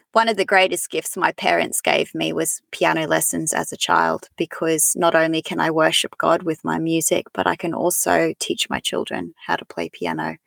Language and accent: English; Emerald, Queensland, Australia; now in Tasmania, Australia; I grew up in central Queensland in a mining town called Emerald